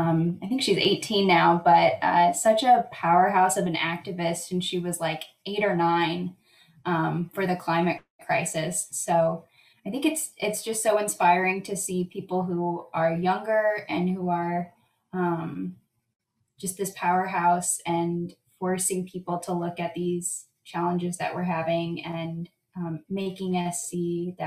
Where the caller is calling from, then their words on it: Chapel Hill, North Carolina, United States; I'm joining from Chapel Hill, North Carolina.